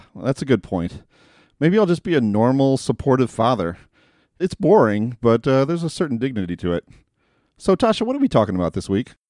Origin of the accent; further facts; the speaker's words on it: United States; As an American in the year twenty twenty